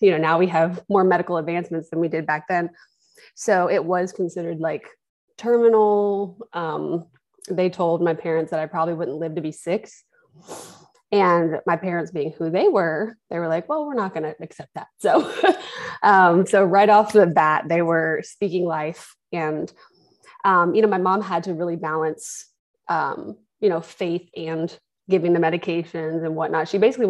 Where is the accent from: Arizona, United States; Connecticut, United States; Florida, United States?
Florida, United States; Jacksonville; born there; also born or lived in Kentucky / Washington; I was born in Jacksonville, Florida. And we moved around a little bit when I got a little older. I lived in Kentucky for a short time. I also lived in Washington State because my father's from there